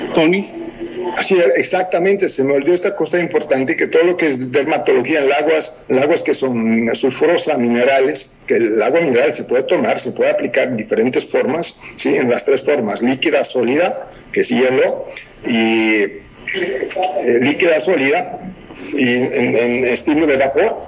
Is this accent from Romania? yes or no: yes; Romania; first language Romanian; Spanish is a second language; Rumania es, un país, latino. Mi idioma es muy parecido al italiano